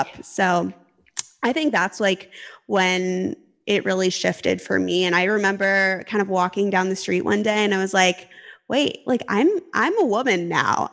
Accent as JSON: {"language": "English", "region": "Arizona", "country": "United States", "also_born_or_lived": "California", "moved": "as an adult", "said": "I'm originally technically from Arizona"}